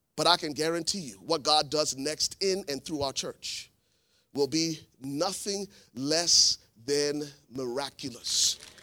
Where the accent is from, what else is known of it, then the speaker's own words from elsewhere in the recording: Liberia; moved away; I am originally from Liberia, West Africa